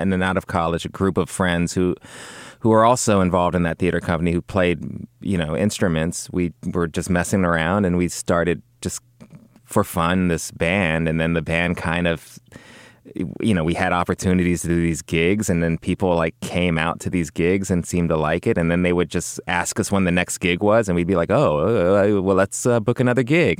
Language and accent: English; Los Angeles, California, United States; grew up in, uh, West L A, kinda near Culver City.